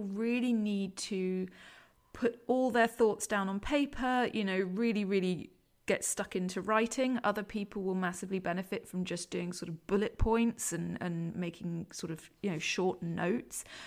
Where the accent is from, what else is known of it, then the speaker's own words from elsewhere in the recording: London, United Kingdom; now in Leeds, United Kingdom; I'm come from, I don't know if you can tell by my accent, come from London